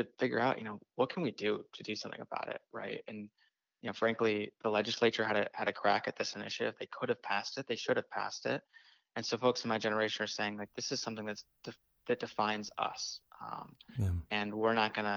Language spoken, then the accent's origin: English; Orlando, Florida, United States; moved away as an adult; also born or lived in Washington State; now in Washington, United States; I grew up in Orlando, Florida, and moved up to Washington State about 2 years ago.